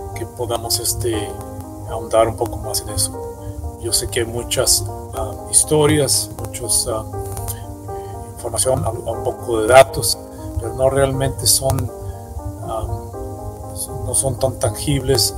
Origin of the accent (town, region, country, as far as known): Mexico; moved away